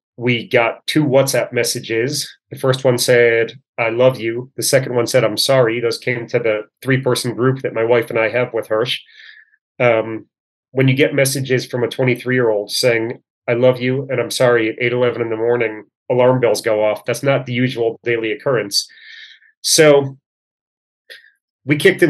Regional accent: Chicago, Illinois, United States; moved away as an adult; also born or lived in Northern California / Virginia; now in Israel; My wife and I both grew up in Chicago

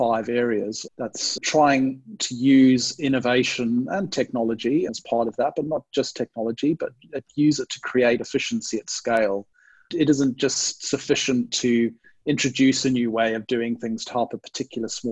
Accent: Zimbabwe; also born or lived in United Kingdom; now in Sydney, Australia; I'm originally from Zimbabwe in Southern Africa. So people, if people are wondering about the strange accent, hopefully that will explain it.

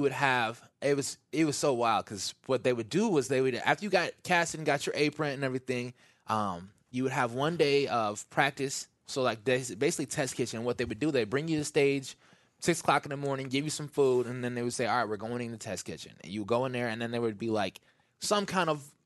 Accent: Midwest, United States; I'm from the Midwest.

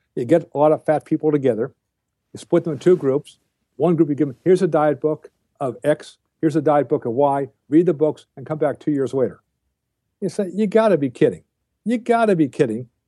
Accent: United States

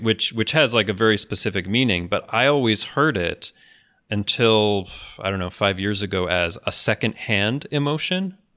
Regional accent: United States

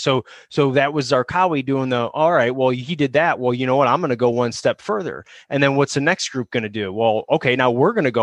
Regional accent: Chicago, Illinois, United States; moved away; I'm not from here. I'm from Chicago

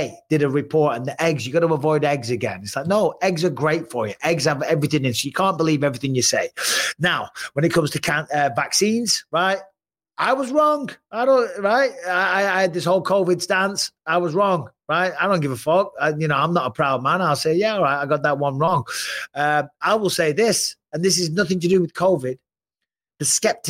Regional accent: England, United Kingdom; now in United States; being English

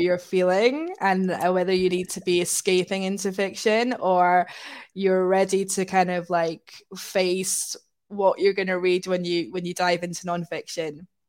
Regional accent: Scotland, United Kingdom; now in Manchester, United Kingdom; I grew up in Scotland

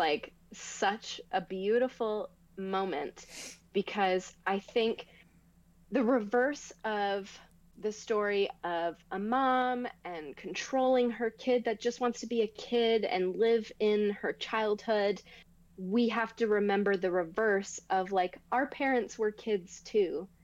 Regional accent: Canada; I didn't grow up in Toronto, but I grew up in Canada

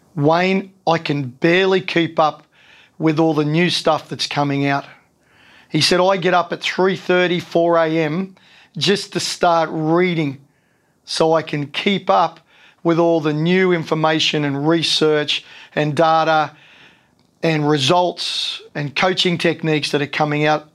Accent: Sydney, New South Wales, Australia; moved away as an adult; also born or lived in Canberra; I grew up in Sydney

